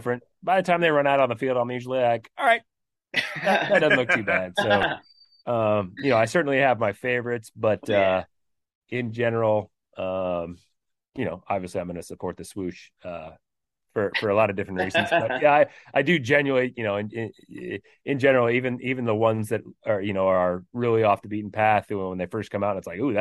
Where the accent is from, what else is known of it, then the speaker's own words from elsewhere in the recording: San Francisco Bay Area, California, United States; moved away as an adult; also born or lived in Oregon; I grew up in the San Francisco Bay Area in the 80s